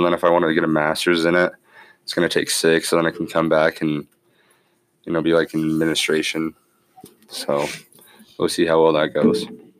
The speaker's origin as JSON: {"language": "English", "town": "Green River", "region": "Wyoming", "country": "United States", "tie": "born or raised there", "said": "I plan on staying in my hometown. I like it here. It's nice. This is where my family's at. This is where I've grown up."}